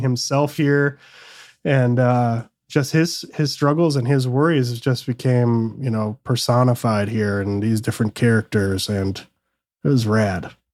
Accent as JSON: {"language": "English", "region": "Michigan", "country": "United States", "tie": "born or raised there", "also_born_or_lived": "San Francisco Bay Area", "moved": "yes", "said": "I grew up in Michigan"}